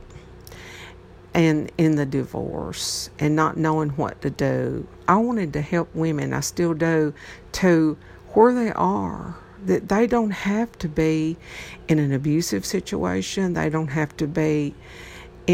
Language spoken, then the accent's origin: English; Troy, Tennessee, United States; I'm from Troy, Tennessee. This is not a big area here.